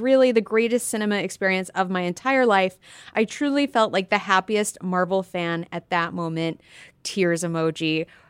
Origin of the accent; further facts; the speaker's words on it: California, United States; I'm from California